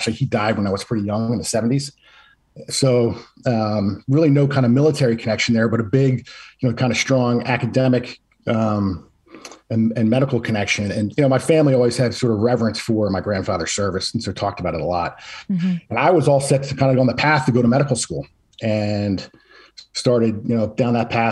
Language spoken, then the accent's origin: English; outside of Philadelphia, Pennsylvania, United States; I grew up outside of Philadelphia